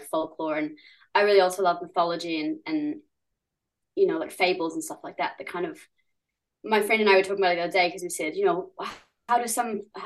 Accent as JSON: {"language": "English", "country": "New Zealand", "tie": "born or raised there", "also_born_or_lived": "San Francisco, United States / Germany", "accent": "Kiwi", "said": "we came here when I was like seven, and I guess pretty Kiwi now by culture you probably think I sound Kiwi"}